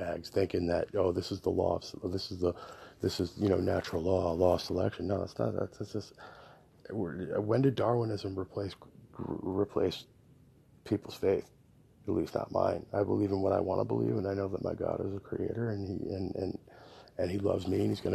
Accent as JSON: {"language": "English", "region": "Connecticut", "country": "United States", "tie": "born or raised there", "moved": "yes", "lives_now": "Texas, United States", "said": "I grew up in Connecticut. I grew up in New England in a really small town"}